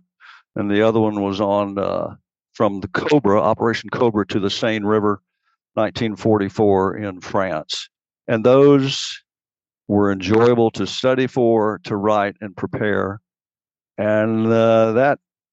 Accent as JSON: {"language": "English", "area": "Knox County", "region": "East Tennessee", "country": "United States", "said": "I'm from East Tennessee"}